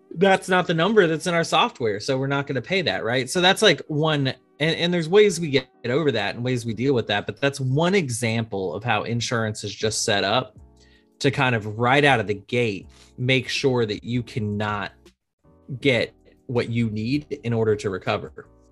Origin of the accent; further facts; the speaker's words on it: Arlington, Texas, United States; moved away; also born or lived in Boston; I grew up in Arlington, Texas, right outside Dallas